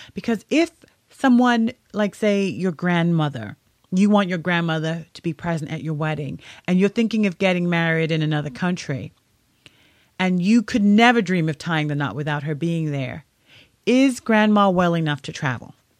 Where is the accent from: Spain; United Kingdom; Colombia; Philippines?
United Kingdom; now in United States; I'm originally from the United Kingdom, and being here in the U S